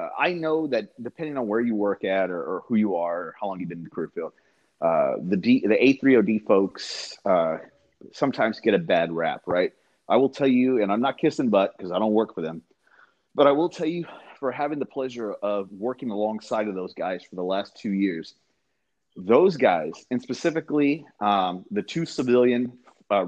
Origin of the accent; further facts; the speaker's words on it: San Antonio, Texas, United States; I'm from San Antonio, Texas